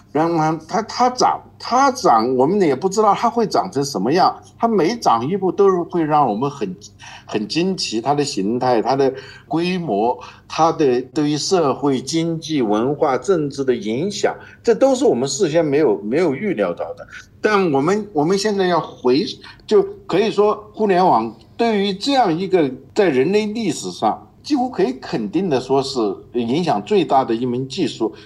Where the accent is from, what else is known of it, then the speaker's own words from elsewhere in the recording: China; 我们中国人